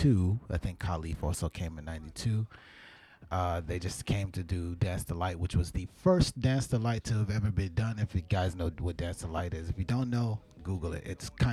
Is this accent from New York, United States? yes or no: yes; New York City, New York, United States; So I grew up in Brooklyn, New York. I was born in Brooklyn, New York, raised in Brooklyn, New York